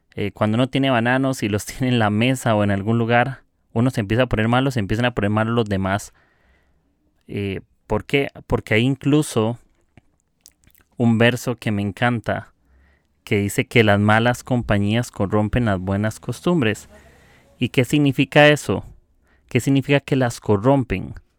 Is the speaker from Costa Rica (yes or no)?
yes; Costa Rica; soy de Costa Rica